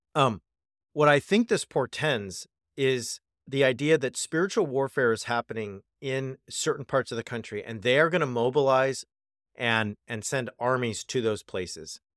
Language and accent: English; California, United States; California, my home state